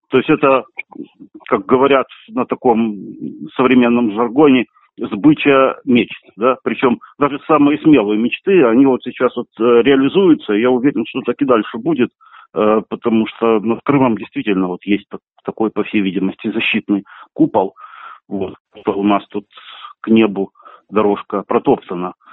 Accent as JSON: {"language": "Russian", "town": "Kerch", "region": "Crimea", "country": "Ukraine", "tie": "born or raised there", "said": "я вырос в Керчи"}